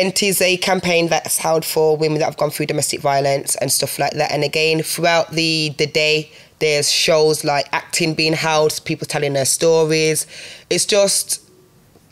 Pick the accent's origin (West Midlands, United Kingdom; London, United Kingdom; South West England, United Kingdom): West Midlands, United Kingdom; Birmingham; also born or lived in Handsworth / Newtown; I'm from Laidwood.